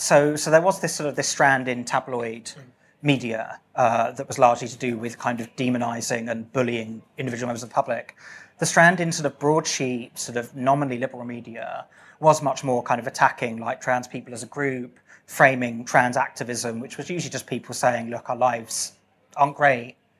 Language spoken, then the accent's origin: English; RH6, South East England, United Kingdom; my hometown was the hottest town in Britain ever for a brief period yesterday